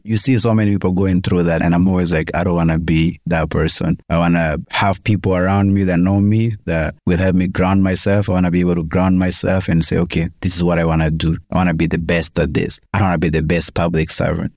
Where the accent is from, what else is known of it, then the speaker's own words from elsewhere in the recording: Kenya; also born or lived in Rwanda / Congo / Tanzania / Canada; I grew up here, I went to school here, went to primary school here, high school here